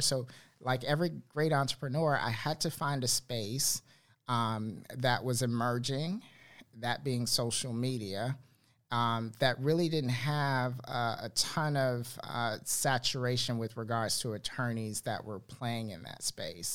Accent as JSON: {"language": "English", "area": "Miami, Fort Lauderdale area", "region": "South Florida", "country": "United States", "moved": "as an adult", "lives_now": "Charlotte, United States", "said": "I'm originally from South Florida, uh, Miami, Fort Lauderdale area, and uh, moved to Charlotte 2012"}